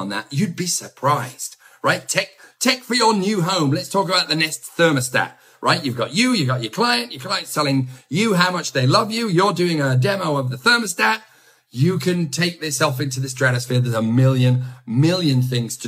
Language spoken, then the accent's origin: English; England, United Kingdom; accent: English; my English accent.